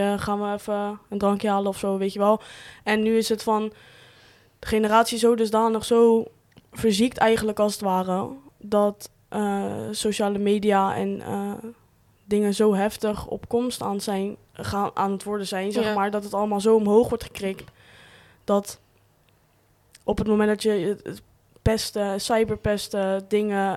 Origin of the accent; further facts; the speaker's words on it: Rotterdam region, South Holland, Netherlands; Waar ik vandaan kom. Regio Rotterdam